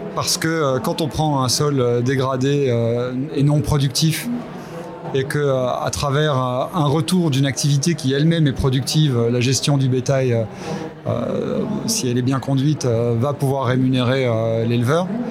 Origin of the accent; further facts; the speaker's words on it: Belgium; je suis belge aussi